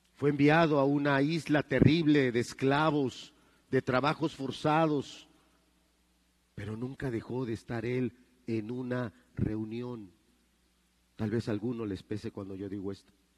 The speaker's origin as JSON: {"language": "Spanish", "country": "Mexico"}